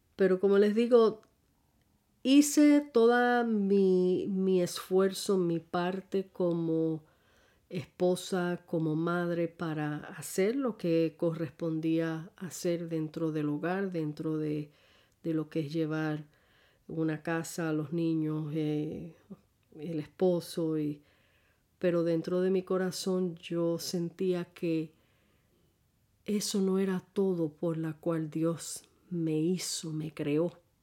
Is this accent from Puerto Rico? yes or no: yes; San Juan, Puerto Rico; soy puertorriqueña, casada con un colombiano barranquillero. Ya tenemos 40 años de matrimonio. El marzo 5 cumpliremos los 41. Eh, pues nacida en San Juan, Puerto Rico, este, mejor dicho, Santurce, Puerto Rico